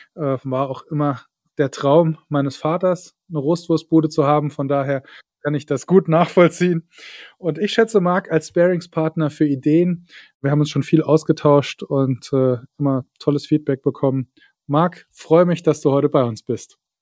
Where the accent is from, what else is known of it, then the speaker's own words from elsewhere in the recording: Saarland, Germany; ich komme ja aus dem Saarland